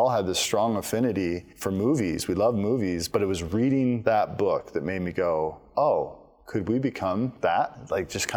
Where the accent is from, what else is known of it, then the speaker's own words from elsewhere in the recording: Idaho, United States; we grew up in Idaho, on a farm, 3 TV stations